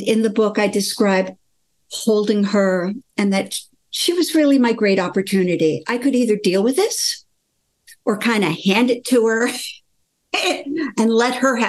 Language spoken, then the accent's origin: English; United States; also born or lived in Sweden; My mother brought me to America. I was born in Sweden. I lived there for 3.5 years